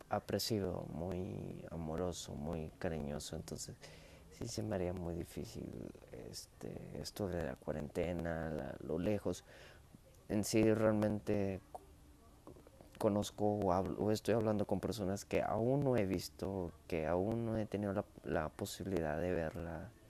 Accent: Monterrey, Nuevo León, Mexico; Y sí, sí, soy de México, soy regiomontano, soy mexicano.

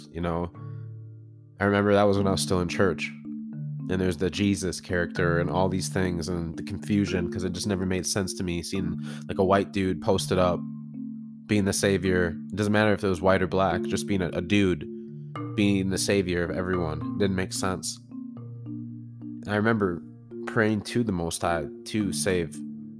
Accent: Woodbury, Minnesota, United States; also born or lived in St. Paul, Minnesota; we relocated from St. Paul to Woodbury

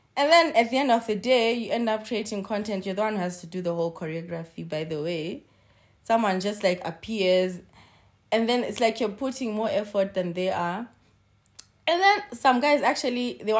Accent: Zimbabwe; I always say I'm Zimbabwean

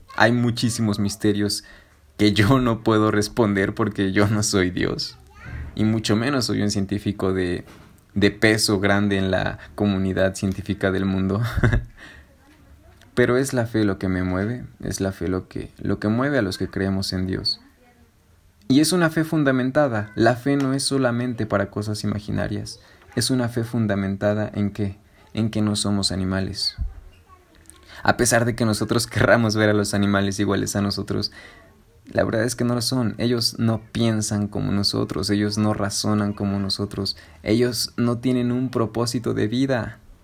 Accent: Mexico; somos morenos los mexicanos, porque vivimos en un trópico

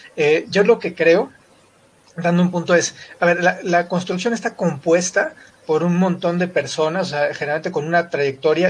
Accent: Mexico; de México

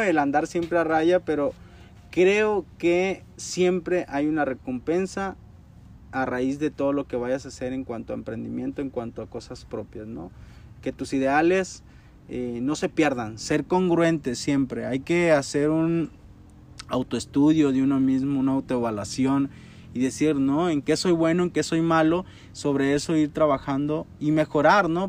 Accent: Mexico; como mexicanos

